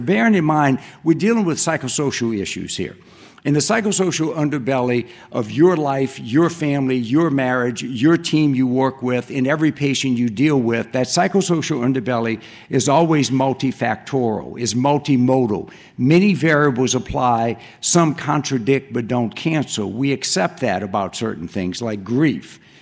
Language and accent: English; Cajun country, Louisiana, United States; moved away; I grew up in Cajun country